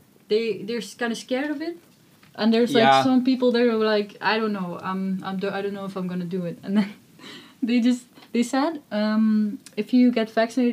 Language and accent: English; Netherlands; I'm from the Netherlands, you know? Everything is so small here. Everything's flat.